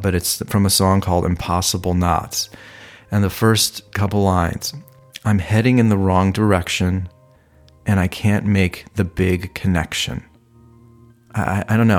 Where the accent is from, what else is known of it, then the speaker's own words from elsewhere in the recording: Ohio, United States; moved away as an adult; also born or lived in Malibu, California; now in Los Angeles, United States; I was from Ohio.